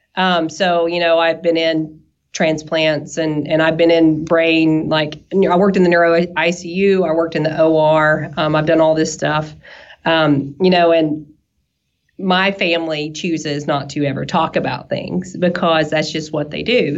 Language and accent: English; East Tennessee, United States; accent: southern; you can tell from my accent probably that I'm a, a little southern um, to where we're from. I'm from East Tennessee